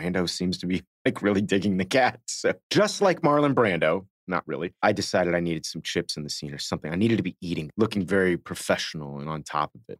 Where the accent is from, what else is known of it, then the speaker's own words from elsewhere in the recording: Miami, Florida, United States; I grew up in Miami